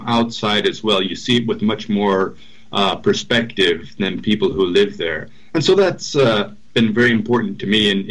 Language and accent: English; Minnesota, United States; moved away as an adult; now in Madrid, Spain; I'm from Minnesota, actually from a town not far from Garrison Keillor's Lake Wobegon